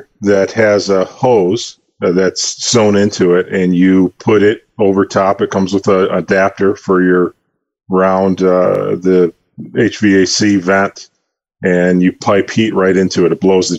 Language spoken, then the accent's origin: English; Detroit, Michigan, United States; From Detroit, Southeast Michigan